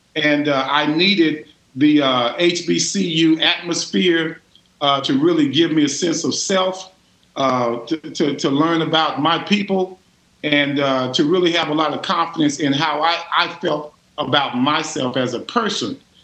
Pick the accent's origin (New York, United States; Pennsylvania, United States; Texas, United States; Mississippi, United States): Texas, United States; Richardson; growing up in Richardson